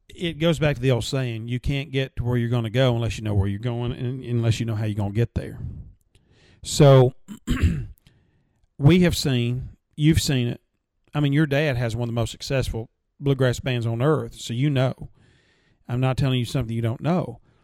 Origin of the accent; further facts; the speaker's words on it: Gainesboro, Tennessee, United States; I'm a I'm a guy from Gainesboro that grew up in a very modest um, home